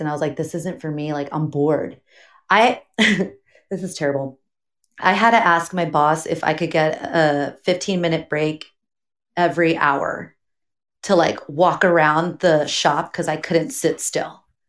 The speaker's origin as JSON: {"language": "English", "town": "Pomona", "region": "California", "country": "United States", "tie": "born or raised there", "also_born_or_lived": "Azusa, California", "said": "I am from Pomona, California. Grew up there basically my whole life."}